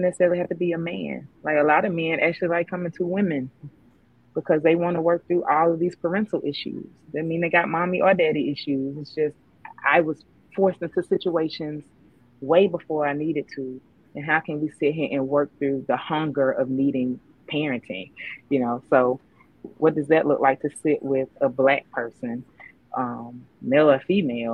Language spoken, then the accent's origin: English; Southeast, United States; I'm from the Southeast